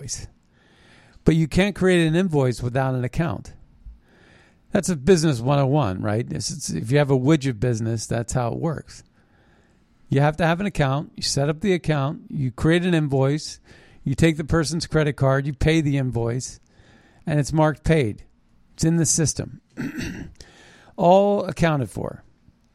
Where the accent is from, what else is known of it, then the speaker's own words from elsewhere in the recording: United States; I was born in America